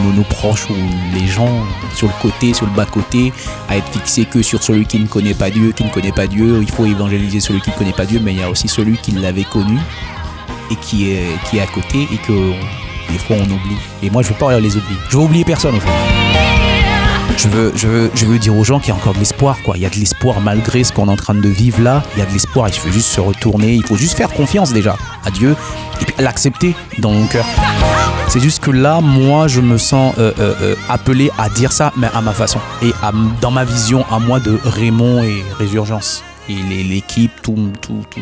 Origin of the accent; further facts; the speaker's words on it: Haiti; first language Haitian Creole; French is a second language; Je suis très sensible à ma langue maternelle, donc déjà ça va être créole